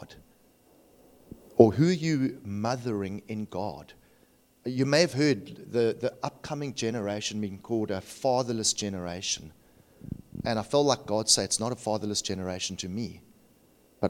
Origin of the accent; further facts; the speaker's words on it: Cape Town, Western Cape, South Africa; I'm from Cape Town